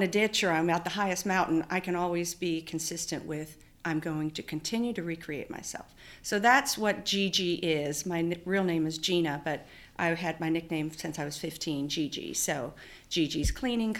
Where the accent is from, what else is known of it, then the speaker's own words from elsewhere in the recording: Antelope Valley, California, United States; also born or lived in Oklahoma; I was born in Oklahoma, but raised in the high desert in California